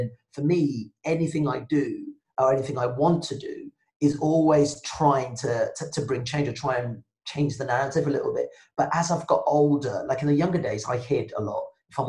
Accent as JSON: {"language": "English", "country": "Nigeria", "tie": "born or raised there", "first_language": "Yoruba and English", "said": "I was born speaking both Yoruba and English, like that was my mother tongue. But I also speak English really well because, in Nigeria, because my parents are relatively middle class Nigerians"}